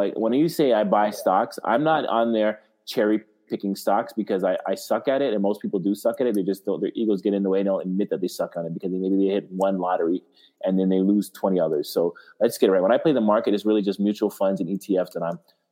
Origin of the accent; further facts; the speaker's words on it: Canada; I'm Canadian